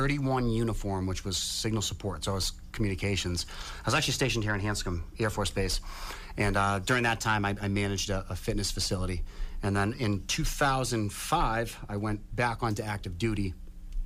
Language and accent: English; Norwood, Massachusetts, United States; So I grew up in Norwood, and I served in the Army from 2001 to 2016.